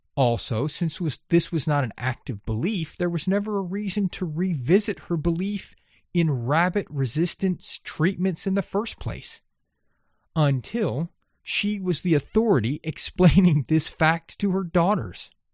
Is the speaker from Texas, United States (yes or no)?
yes; Texas coast of the Gulf of Mexico, United States; I grew up on the Texas coast of the Gulf of Mexico